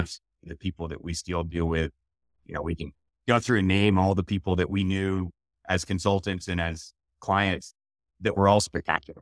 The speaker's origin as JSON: {"language": "English", "town": "Montreal", "region": "Quebec", "country": "Canada", "tie": "born or raised there", "moved": "yes", "said": "I grew up in Montreal."}